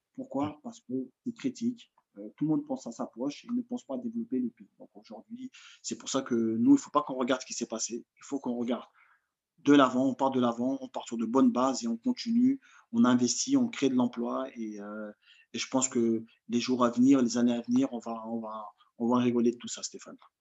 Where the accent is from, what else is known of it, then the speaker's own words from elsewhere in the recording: France; also born or lived in Mali; je suis franco-malien